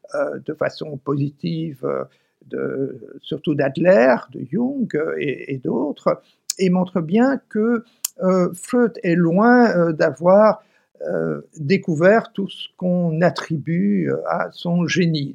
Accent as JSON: {"language": "French", "region": "Flanders", "country": "Belgium", "said": "je suis flamand d'origine et donc parfait bilingue"}